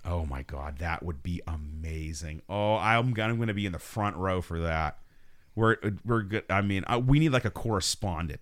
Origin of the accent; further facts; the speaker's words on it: United States; we're American